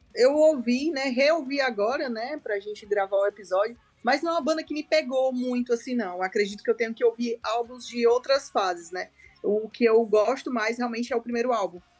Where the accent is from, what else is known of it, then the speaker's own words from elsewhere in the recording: Ceará, Brazil; eu sou do Ceará